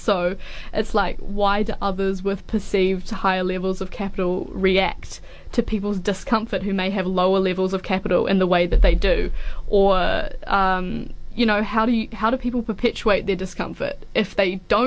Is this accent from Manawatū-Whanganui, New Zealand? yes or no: no; Auckland, New Zealand; moved away as an adult; now in Dunedin, New Zealand; I'm from Auckland originally, so I came from that down to here